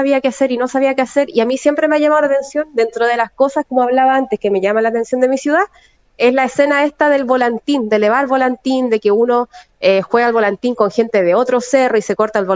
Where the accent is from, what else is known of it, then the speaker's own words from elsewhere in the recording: Valparaíso, Chile; No, a mi familia en realidad acá en Valparaíso, yo soy mitad porteña y mitad sureña en realidad, tengo la mitad de mi familia